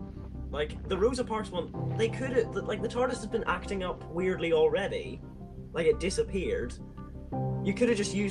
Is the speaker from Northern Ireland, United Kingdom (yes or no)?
yes; Northern Ireland, United Kingdom; where I'm from Northern Ireland